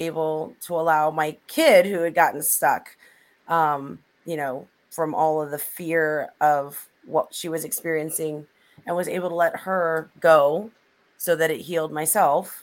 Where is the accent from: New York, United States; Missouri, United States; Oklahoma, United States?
Missouri, United States; I grew up in Missouri